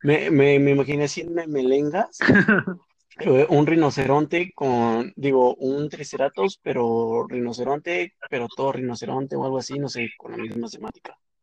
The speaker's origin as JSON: {"language": "Spanish", "country": "Mexico", "said": "Yo soy mexicano"}